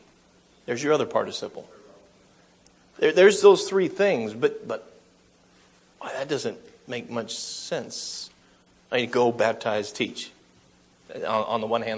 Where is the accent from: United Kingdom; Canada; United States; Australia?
United States; I'm from America